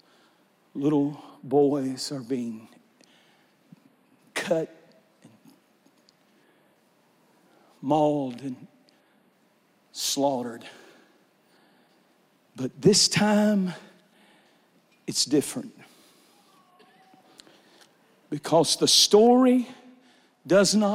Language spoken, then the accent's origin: English; Eastern North Carolina, United States; I'm from Eastern North Carolina, and when I was growing up, we used to go these long stretches by the military bases